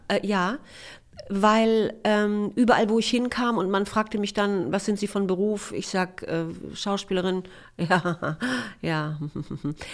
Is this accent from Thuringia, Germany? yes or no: no; Ribnitz-Damgarten, Mecklenburg-Vorpommern, Germany; moved away as an adult; also born or lived in Rostock / Erfurt / Weimar; now in Berlin, Germany; Da bin ich aufgewachsen